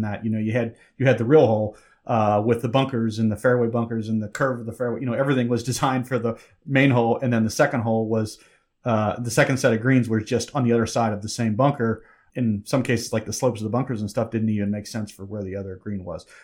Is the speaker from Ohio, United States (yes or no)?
yes; Cincinnati, Ohio, United States; I grew up in Cincinnati